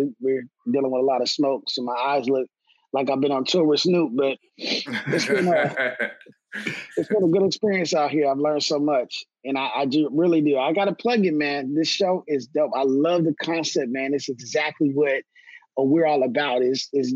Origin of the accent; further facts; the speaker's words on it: Minneapolis, Minnesota, United States; now in Pasco, United States; born and raised in Minneapolis, Minnesota